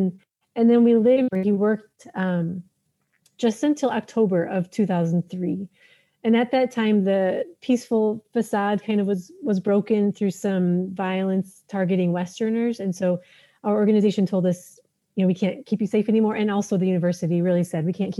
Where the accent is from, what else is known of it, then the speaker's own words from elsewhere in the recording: Minnesota, United States; moved away as an adult; also born or lived in Somaliland; now in Djibouti; I am originally from Minnesota. I am an American Christian